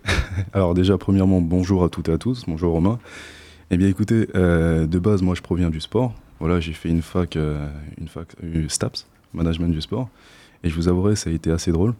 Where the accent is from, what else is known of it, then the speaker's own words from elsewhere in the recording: French Guiana; moved away as an adult; now in Poitiers, France; je ne viens pas d'ici je viens de Guyane, en Amérique du Sud.